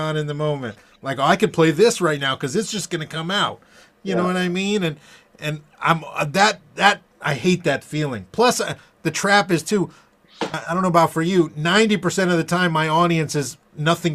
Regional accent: Fort Lauderdale, Florida, United States; growing up in Fort Lauderdale.

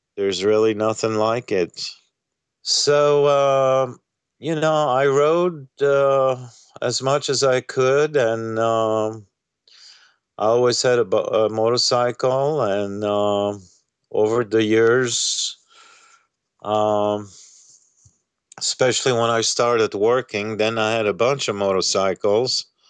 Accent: France; moved away as an adult; also born or lived in Egypt / Uganda / Switzerland; I was born and raised in France

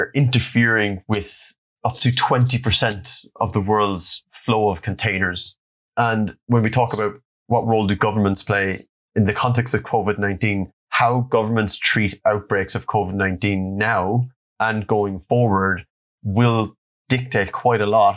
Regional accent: Cork, Munster, Ireland; I grew up and I'm from Cork, which is the second city of the Republic of Ireland

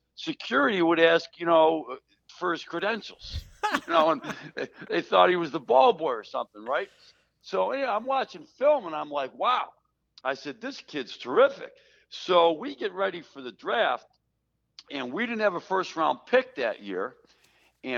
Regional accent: Buffalo, New York, United States; I grew up in Buffalo, New York.

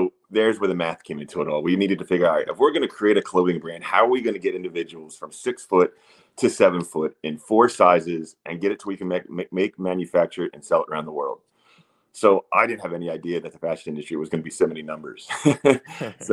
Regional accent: Wilmington, Delaware, United States; moved away; I'm a 6'7" dude who grew up in Wilmington, Delaware, on the East Coast

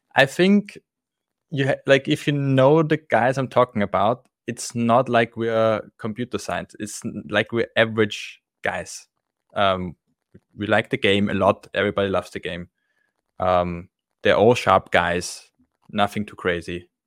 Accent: Austria; I'm from Austria

